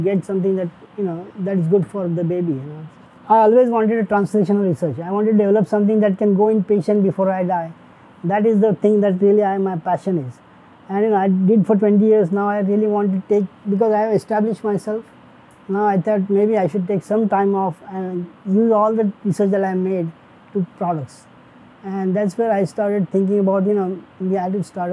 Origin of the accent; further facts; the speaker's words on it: India; moved away; I wanted to become actually a doctor, but I couldn't do it when I was growing up in India